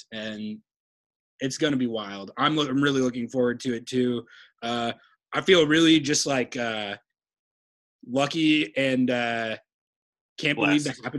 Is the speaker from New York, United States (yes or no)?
no; New Mexico, United States; moved away; I grew up in New Mexico where it's a desert, but it gets pretty cold in the winter.